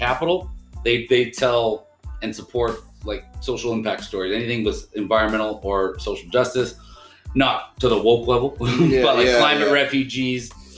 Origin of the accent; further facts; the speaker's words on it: Ottawa, Ontario, Canada; Born and raised in Ottawa